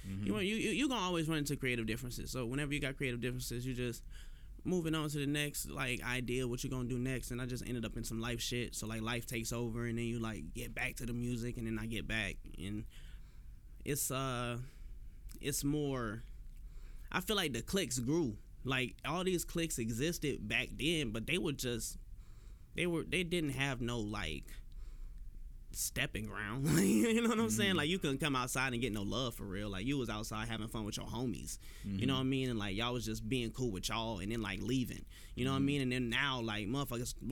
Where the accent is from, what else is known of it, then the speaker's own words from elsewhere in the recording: Chicago, Illinois, United States; now in Jacksonville, United States; I was born in Chicago